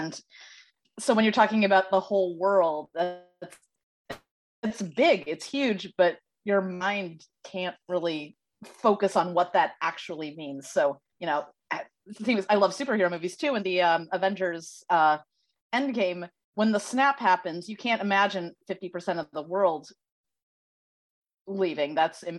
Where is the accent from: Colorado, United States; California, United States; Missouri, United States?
Missouri, United States; St. Louis; now in Los Angeles, United States; It's set in St. Louis, which is my hometown. And most people, like living in LA now, 30, unmarried, still dating, that's the norm.